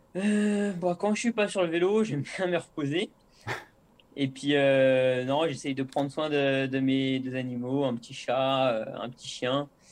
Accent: La Motte-Servolex, Auvergne-Rhône-Alpes, France; also born or lived in Chambéry / La Biolle; je suis né à Chambéry, mais j'ai passé mon enfance à la mode Servolex

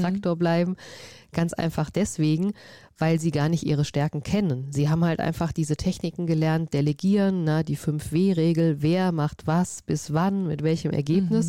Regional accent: Vogelsberg, Hesse, Germany; ich bin auf dem Land groß geworden, ähm, im Vogelsberg

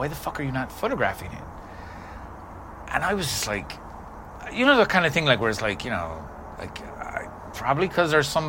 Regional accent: New York, United States; We got some cachet because we're from New York.

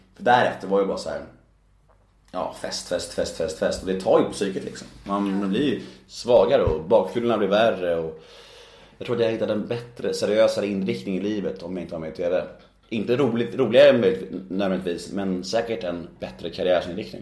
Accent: Värmdö, Stockholm County, Sweden; Jag växte upp på Värmdö

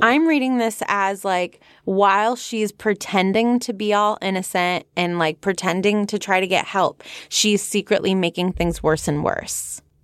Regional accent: San Fernando Valley, California, United States; accent: Valley Girl; my Valley Girl accent

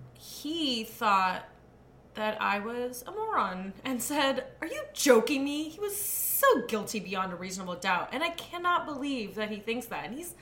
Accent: India; I'm an attorney, and I always want to include this, and I'm Indian.

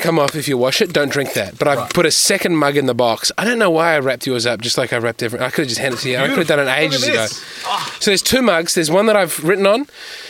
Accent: Australia; I'm a comedian from Australia

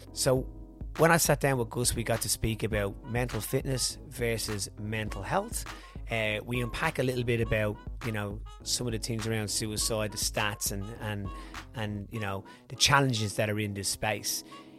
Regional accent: Australia; I'm actually Australian.

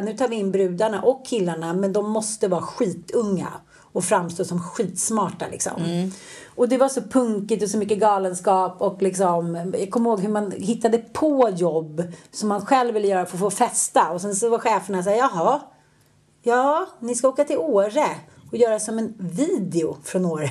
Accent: Sweden; vi svenskar

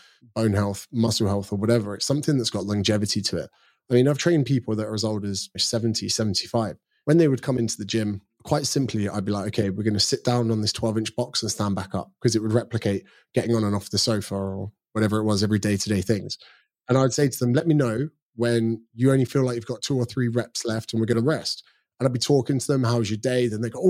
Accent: United Kingdom; now in Australia; So I do get mistaken for being Australian sometimes, which I'm still proudly British. I'm coming back next month to see my parents, actually.

